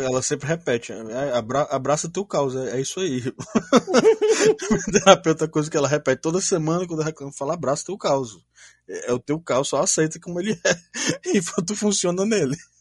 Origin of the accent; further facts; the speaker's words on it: Ceará, Brazil; sou aqui do Ceará